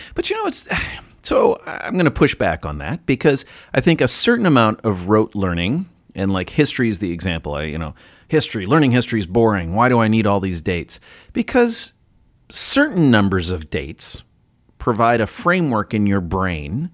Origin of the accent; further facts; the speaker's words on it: Ohio, United States; That's, that's my home state. That's where I'm from